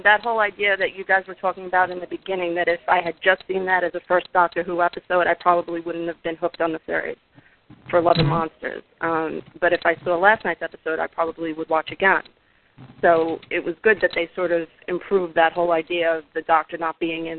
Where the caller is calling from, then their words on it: New York City, New York, United States; I'm calling from Brooklyn, New York